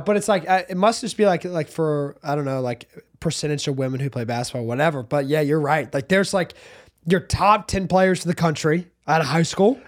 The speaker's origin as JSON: {"language": "English", "area": "South Hope", "region": "Virginia", "country": "United States", "tie": "born or raised there", "said": "I grew up in South Hope, Virginia"}